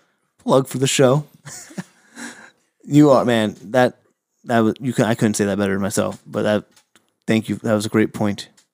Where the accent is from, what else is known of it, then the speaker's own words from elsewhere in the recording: United States; and I'm coming from New York, New Jersey area myself, been out here for a handful of years